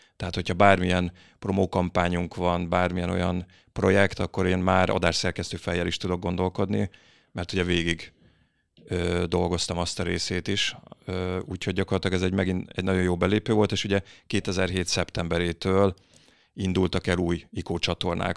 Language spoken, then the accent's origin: Hungarian; Berettyóújfalu, Hajdú-Bihar, Hungary; moved away as an adult; now in Budapest, Hungary; én Debrecen mellett Beretyújfolból származom